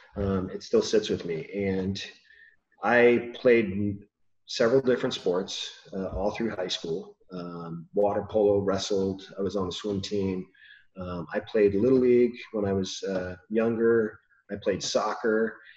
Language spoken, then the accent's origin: English; California, United States; I grew up in California. Been here my whole life.